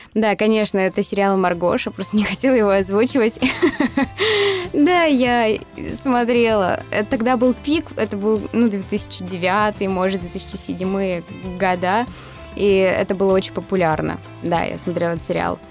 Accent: Mari El, Russia; я из Мариэл

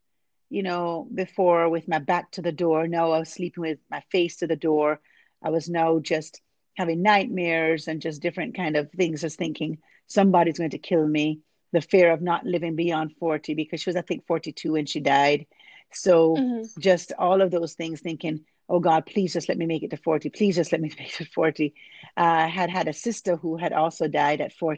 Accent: Jamaica; moved away as an adult; now in Arlington, United States; I was born and raised in Jamaica

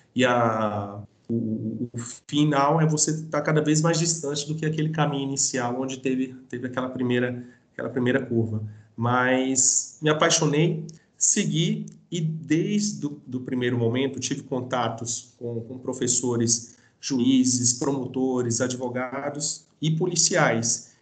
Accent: Brasília, Federal District, Brazil; eu sou brasiliense, daqui

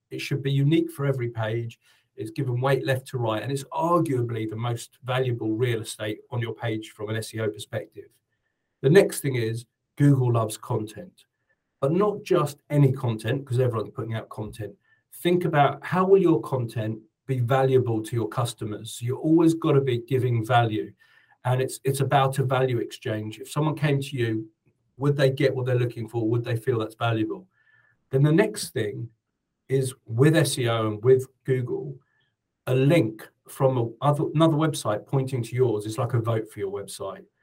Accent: United Kingdom; moved away as an adult; now in New Zealand; I'm British

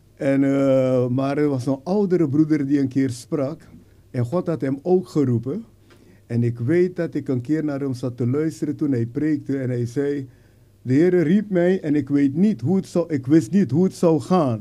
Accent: Suriname; moved away as an adult; now in Netherlands; ik ben geboren in Suriname natuurlijk en hier naar Nederland gekomen om te studeren

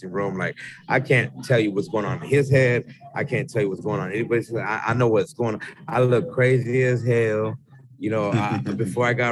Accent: Yuma, Arizona, United States; now in Mesa, United States; I'm from the Southwest, Yuma, Arizona

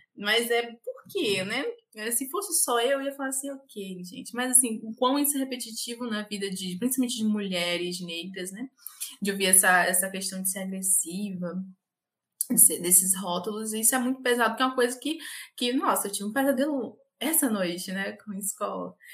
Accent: Ilhéus, Bahia, Brazil; sou baiana, do interior da Bahia, Ilhéus.

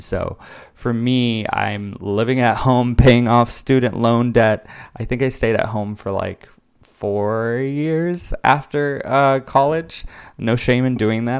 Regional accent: West Covina, California, United States; now in New York, United States; I am originally from Los Angeles, California, and I decided to attend the university, Loyola Marymount University, which is about an hour drive away from my hometown of West Covina

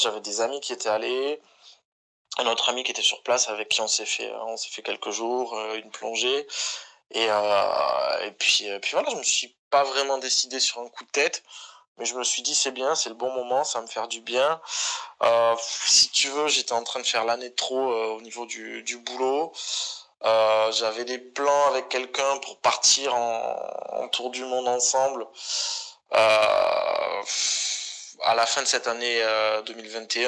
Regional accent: France; accent: French; moved away; also born or lived in Barcelona, Spain; je suis de Barcelone. Bah, j'y vivais, tu vois, mais avec un air bien français

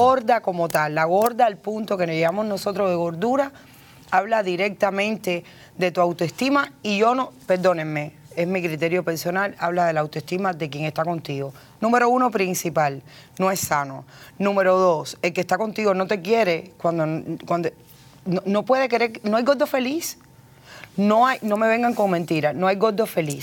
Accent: Cuba; moved away as an adult; now in United States; Llevo veintitrés años aquí, he hecho lo que he querido. Hablo, escribo, leo inglés. Soy cubana

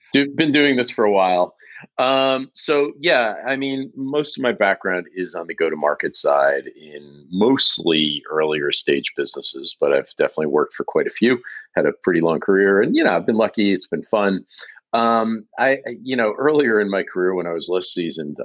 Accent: New York area, New Jersey, United States; moved away as an adult; now in Boston, United States; I'm originally from the New York area, North Jersey, to be specific.

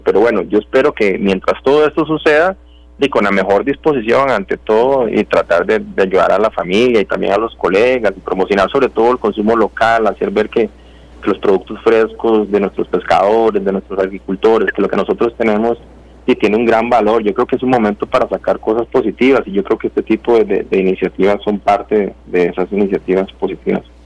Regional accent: Puntarenas, Costa Rica; yo nací en el Cocal

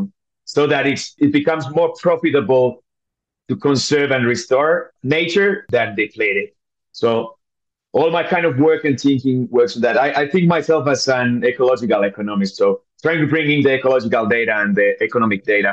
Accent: Finland; moved away as an adult; also born or lived in East Africa / North Africa; I'm born and raised in Finland

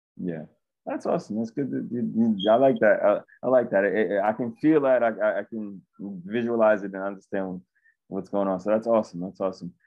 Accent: New York City, New York, United States; moved away as an adult; now in Salvador, Brazil; I was born and raised in Brooklyn

